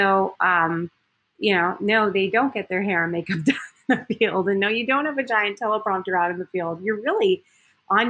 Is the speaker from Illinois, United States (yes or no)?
no; Miami, Florida, United States; moved away as an adult; also born or lived in Eau Claire, Wisconsin / Green Bay, Wisconsin; I was from Miami, Florida